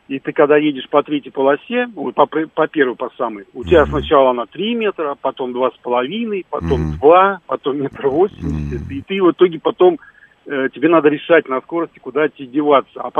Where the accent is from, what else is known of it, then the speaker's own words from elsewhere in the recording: Moscow, Russia; А я москвич